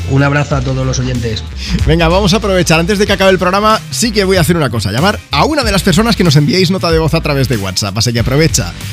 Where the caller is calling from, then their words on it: Calahorra, La Rioja, Spain; de Calahorra, La Rioja.